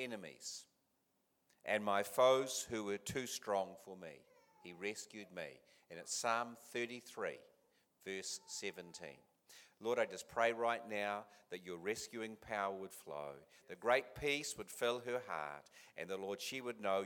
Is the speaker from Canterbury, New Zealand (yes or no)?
yes; Christchurch, Canterbury, New Zealand; moved away; I am a hometown boy back home from to my hometown of Christchurch